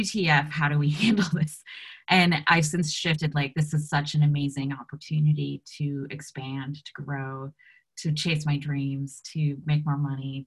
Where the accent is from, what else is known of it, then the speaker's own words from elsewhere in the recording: United States; being United States Americans